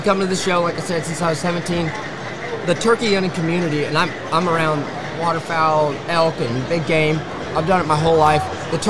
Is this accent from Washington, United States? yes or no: yes; Washington, United States; I'm from Center, Washington. So, long ways from the south.